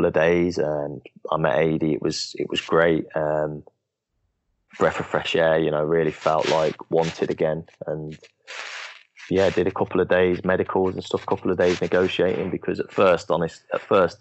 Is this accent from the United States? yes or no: no; Coventry, West Midlands, United Kingdom; I'm from Coventry